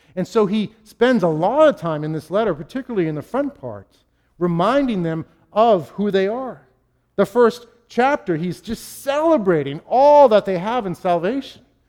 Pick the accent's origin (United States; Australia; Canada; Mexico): United States; Boston, Massachusetts; I'm a New Englander. I'm a Bostonian